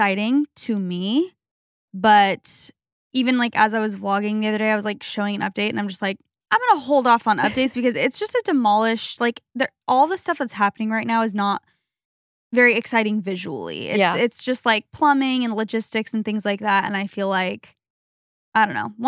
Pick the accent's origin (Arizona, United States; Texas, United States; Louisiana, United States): Arizona, United States; moved away; where we grew up in Arizona